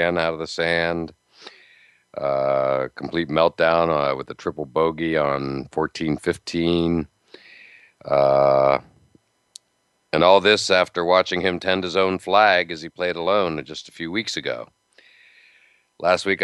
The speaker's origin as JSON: {"language": "English", "town": "Altoona", "region": "Pennsylvania", "country": "United States", "tie": "born or raised there", "said": "I grew up in Altoona, Pennsylvania"}